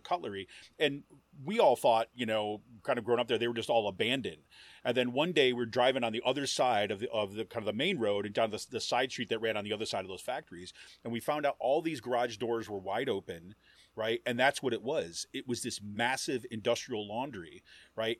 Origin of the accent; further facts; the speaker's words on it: Utica, New York, United States; I grew up in Utica, New York, and like kind of central New York